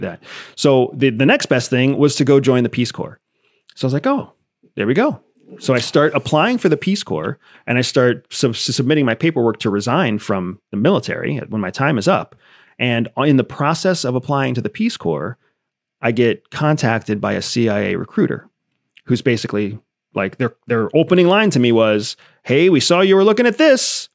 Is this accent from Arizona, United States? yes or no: yes; Arizona, United States; I was born in Arizona, uh, born of a mother who was, who was born Mexican